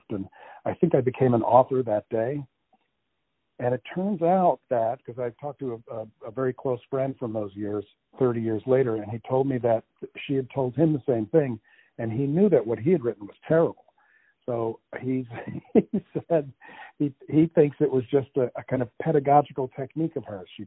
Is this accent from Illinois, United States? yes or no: no; New Jersey, United States; born there; also born or lived in Connecticut / Massachusetts / Florida / Iowa; Uh, I was born in New Jersey uh, many, many, many, many, many